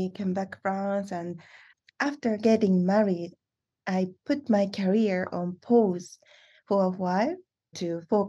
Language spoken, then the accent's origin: English; Saku, Nagano, Japan; moved away as an adult; I'm originally from Saku area in Nagano Prefecture